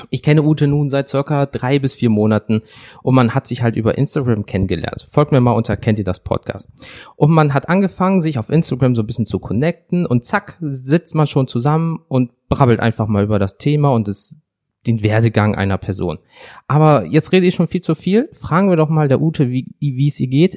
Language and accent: German; Wuppertal, North Rhine-Westphalia, Germany; Heute sind wir in Wuppertal, meiner Heimat